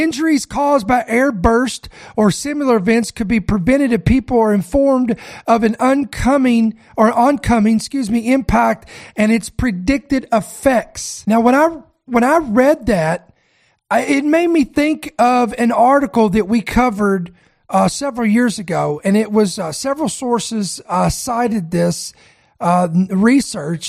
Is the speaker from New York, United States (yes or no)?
no; Kentucky, United States; I am born and raised in Kentucky